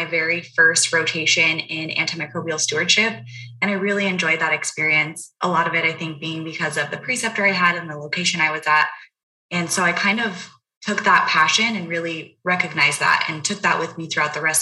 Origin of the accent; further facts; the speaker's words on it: Las Vegas, Nevada, United States; moved away as an adult; also born or lived in Texas; I'm actually originally from Las Vegas, Nevada